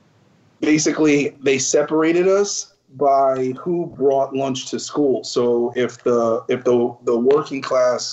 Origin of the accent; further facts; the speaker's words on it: New York City, New York, United States; I was born in Greenpoint Hospital, which is no longer there